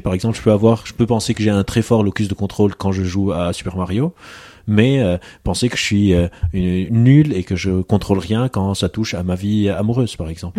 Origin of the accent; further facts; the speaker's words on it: Lebanon; je suis d'origine libanaise, je suis libanais